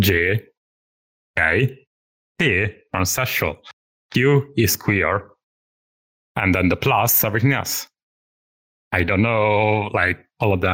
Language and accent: English; Milan, Lombardy, Italy; English is a second language; moved away as an adult; now in United Kingdom; I'm from Italy, as you could probably tell from my weird accent.